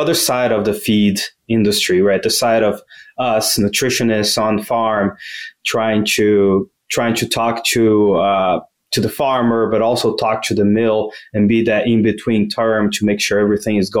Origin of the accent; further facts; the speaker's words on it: Brazil; moved away as an adult; also born or lived in Louisiana, United States / New Hampshire, United States; now in United States; I am originally from Brazil